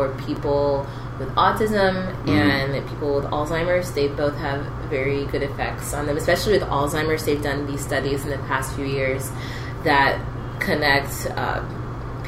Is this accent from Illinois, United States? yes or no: no; Memphis, Tennessee, United States; moved away as an adult; also born or lived in Lawrence, Kansas; I was born in Memphis, Tennessee